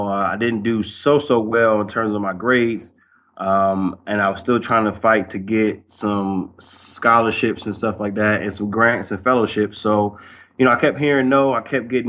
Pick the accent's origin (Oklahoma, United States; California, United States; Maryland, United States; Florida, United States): Maryland, United States; Silver Spring; moved away as an adult; also born or lived in North Carolina; now in Arkansas, United States; I'm from Silver Spring, Maryland. It's right outside of D.C. and Montgomery County.